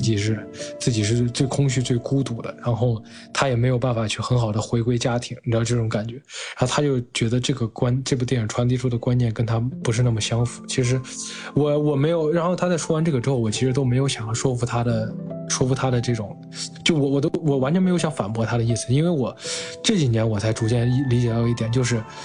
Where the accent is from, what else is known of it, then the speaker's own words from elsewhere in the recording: China; 我们亚洲人，中国人